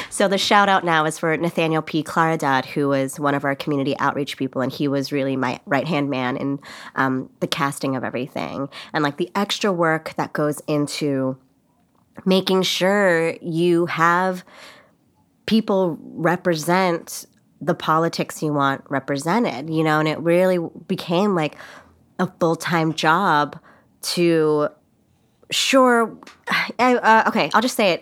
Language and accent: English; Los Angeles, California, United States; moved away as an adult; now in New York, United States; I'm from L